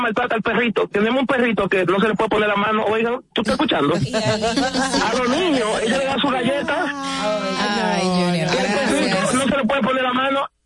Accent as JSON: {"language": "Spanish", "town": "Santo Domingo", "region": "Distrito Nacional", "country": "Dominican Republic", "tie": "born or raised there", "said": "yo soy de ese este por ciento de jóvenes que me crié en Villajuana, me crié con violencia"}